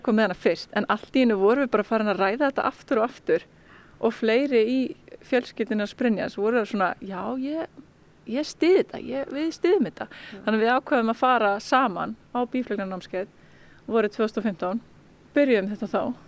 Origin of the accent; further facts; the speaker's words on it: Vík, Southern Region, Iceland; moved away; ég er frá Víki Mýrdal sem er bara alveg hinum einn á landinu. Ég er bara alveg upp í þorpinu